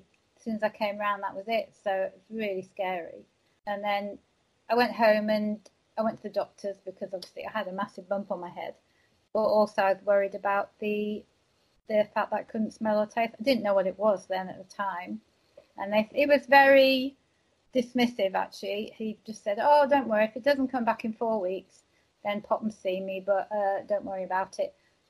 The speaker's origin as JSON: {"language": "English", "town": "Walsall", "region": "West Midlands", "country": "United Kingdom", "tie": "born there", "said": "I'm from the UK. I'm from a place called Walsall, which is near Birmingham. Well, I was born there, but my dad was in the army, so I didn't spend that much time over there."}